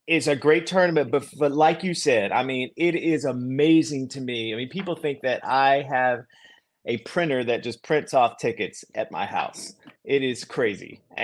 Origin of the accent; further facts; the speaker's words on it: Greensboro, North Carolina, United States; moved away; There's also the Wyndham Championship, which is in my hometown of Greensboro, North Carolina.